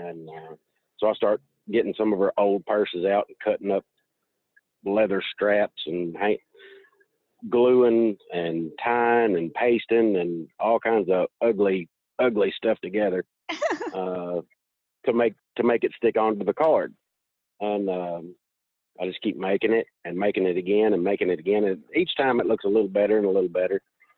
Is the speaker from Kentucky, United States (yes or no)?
yes; Kentucky, United States; Western Kentucky.